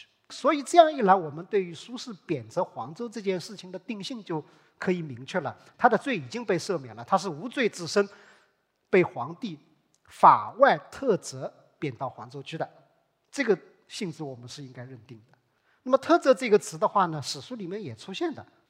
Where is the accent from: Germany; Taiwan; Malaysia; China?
China; Hangzhou, Zhejiang; 这个特质，我们在另外一个案件里面也可以看到，这是可能我们杭州人更熟悉的一个案件——岳飞刺史案。